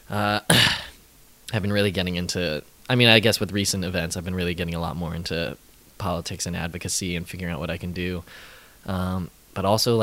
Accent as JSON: {"language": "English", "town": "St. Louis", "region": "Missouri", "country": "United States", "moved": "as an adult", "lives_now": "New York, United States", "said": "I'm from St. Louis, Missouri."}